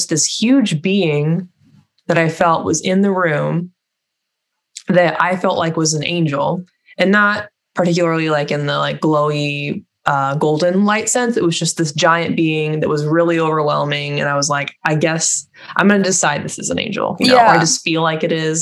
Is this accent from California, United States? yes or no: yes; California, United States; I grew up in California